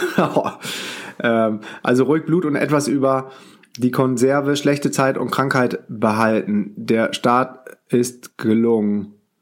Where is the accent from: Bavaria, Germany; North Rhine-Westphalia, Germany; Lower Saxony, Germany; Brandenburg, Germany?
North Rhine-Westphalia, Germany; Düsseldorf; moved away; meine Mutter wohnt noch in Düsseldorf, mein Bruder auch, da wo ich herkomme. Ich bin auch gebürtiger Düsseldorfer